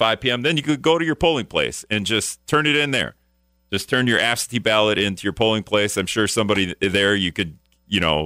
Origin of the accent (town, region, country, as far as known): Greenville, Wisconsin, United States; born or raised there; moved away as an adult; now in La Crosse, United States